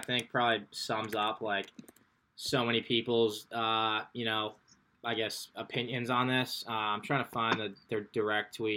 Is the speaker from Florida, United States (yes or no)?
no; New York, United States; I'm from New York, senior, obviously at Georgetown